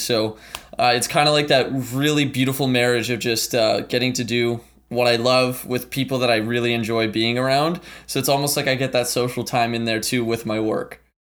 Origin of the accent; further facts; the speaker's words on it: Ottawa, Ontario, Canada; also born or lived in St. John's, Newfoundland and Labrador, Canada; I was born in Saint John's, Newfoundland, uh, came to Ottawa, Canada in two thousand when I was about four years old.